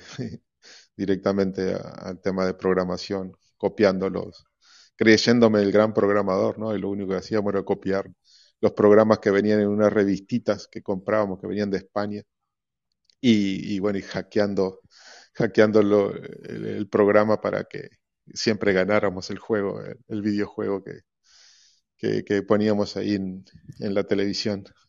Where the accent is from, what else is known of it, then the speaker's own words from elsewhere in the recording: Uruguay; creo que todos los niños, al menos de mi pueblo, éramos todos astronautas